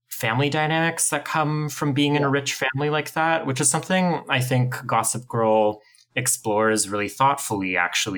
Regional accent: Ottawa, Ontario, Canada; I grew up in Ottawa and went to the downtown high school

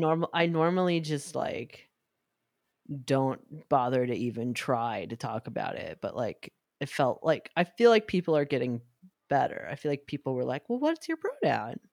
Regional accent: New York, United States; growing up in New York

